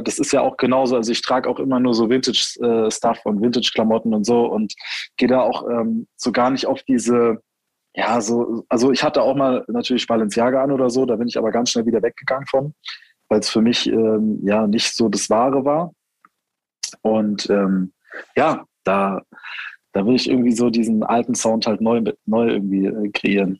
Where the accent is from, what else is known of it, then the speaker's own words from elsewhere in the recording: Heidelberg, Baden-Württemberg, Germany; ich dann eben äh, 16 war, sind wir halt hier in die Nachtschicht bei uns in Heidelberg